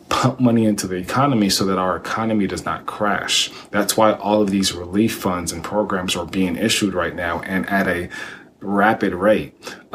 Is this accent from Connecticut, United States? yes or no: no; Texas, United States; I grew up here in Texas